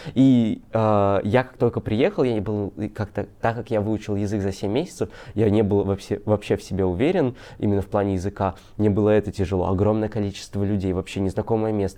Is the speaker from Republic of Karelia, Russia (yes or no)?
no; Kaliningrad, Kaliningrad Oblast, Russia; я из Калининграда